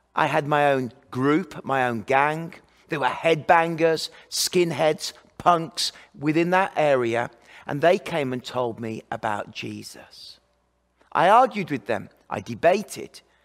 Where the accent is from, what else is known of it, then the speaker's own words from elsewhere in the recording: England, United Kingdom; moved away; I'm from England